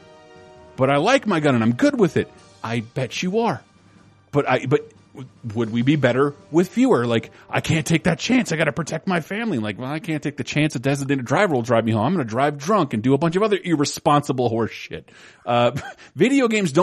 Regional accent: Florida, United States; I'm from Florida

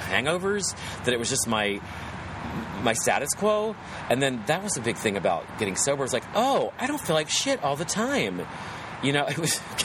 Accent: West Virginia, United States; accent: West Virginia; my West Virginia accent comes out

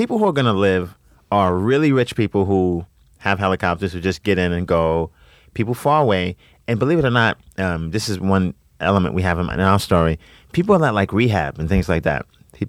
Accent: New York, United States; I'm from New York

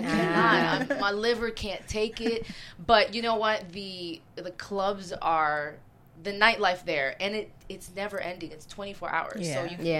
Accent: Las Vegas, Nevada, United States; also born or lived in Taipei, Taiwan / Philippines; I was born in Taipei. Okay. And I spent about 8 years in the Philippines and then moved to Vegas. So I spent a good chunk of my life in Vegas

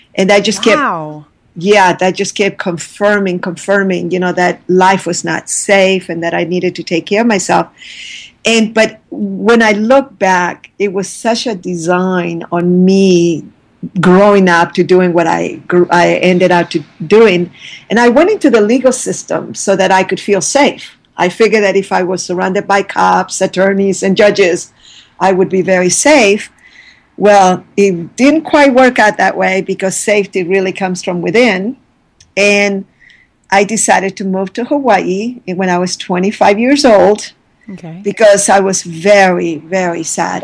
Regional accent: Santiago, Santiago Metropolitan Region, Chile; moved away; I was born in Santiago, Chile

